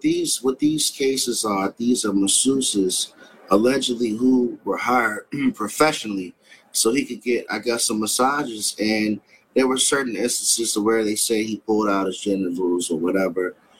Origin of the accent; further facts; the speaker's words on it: Washington, District of Columbia, United States; my hometown